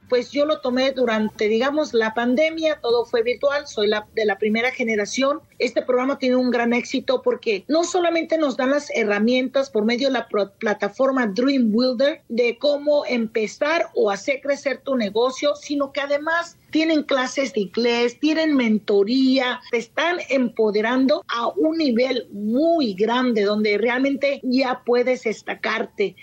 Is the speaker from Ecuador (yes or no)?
no; Mexico; now in Phoenix, United States; soy orgullosamente mexicana